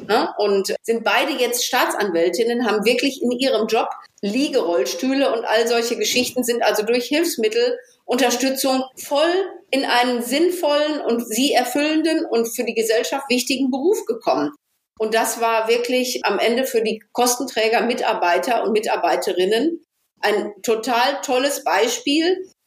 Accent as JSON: {"language": "German", "area": "Ruhr area", "region": "North Rhine-Westphalia", "country": "Germany", "said": "bei uns im Ruhrpott"}